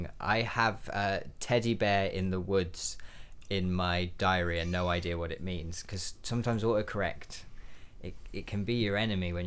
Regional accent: Wiltshire, South West England, United Kingdom; moved away as an adult; also born or lived in Carmarthen; now in Cardiff, United Kingdom; I'm originally from Wiltshire. And then I went to university in Carmarthen. And now I'm based in Cardiff and I've been here, like, 6 years

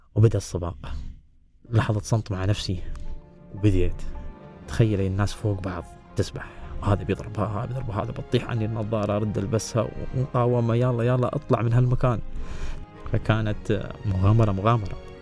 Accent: United Arab Emirates; انا ولد الامارات ولد زايد

